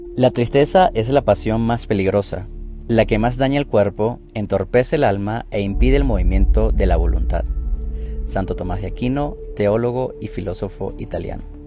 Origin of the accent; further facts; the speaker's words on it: Venezuela; moved away as an adult; Como inmigrante venezolano